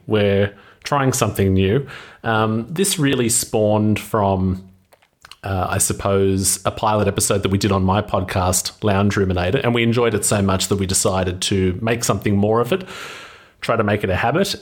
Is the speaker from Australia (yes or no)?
yes; Wollongong, New South Wales, Australia; Andrew and I come from Australia, Andrew on the west coast in the city of Perth, me on the east coast in the city of Wollongong